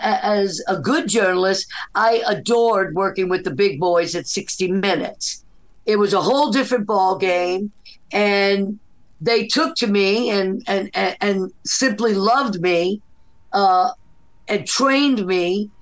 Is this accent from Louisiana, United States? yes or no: yes; New Orleans, Louisiana, United States; also born or lived in Nicaragua; Well, I'm half from New Orleans and half from Nicaragua.